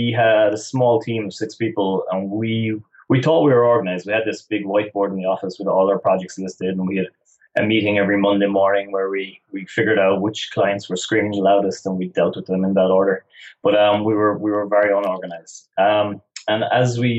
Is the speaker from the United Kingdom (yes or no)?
no; West Cork, Munster, Ireland; I'm originally from West Cork in the south of Ireland.